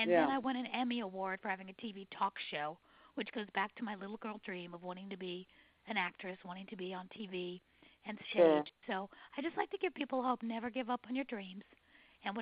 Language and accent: English; New York City, New York, United States; now in Atlanta, United States; I was born and raised in New York City